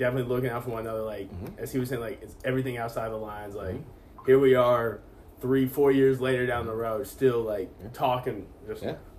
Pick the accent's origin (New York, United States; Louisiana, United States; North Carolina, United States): North Carolina, United States; Chapel Hill; Yeah, growing up in Chapel Hill, like that's ingrained on you.